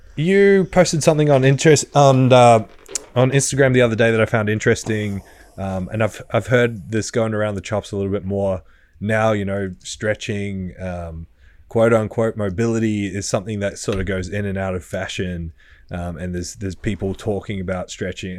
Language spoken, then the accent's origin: English; Australia; I was from Australia